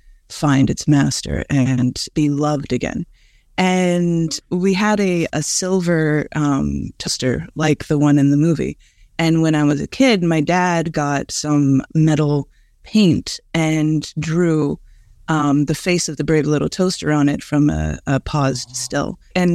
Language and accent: English; San Francisco, California, United States; also born or lived in Los Angeles; I'm originally from San Francisco. My father's from Dublin, and we moved back and forth a lot of the time.